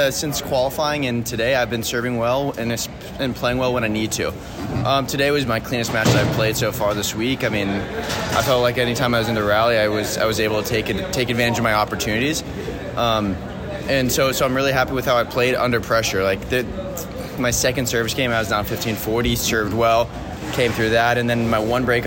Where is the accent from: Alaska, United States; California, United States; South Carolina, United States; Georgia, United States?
California, United States; growing up in California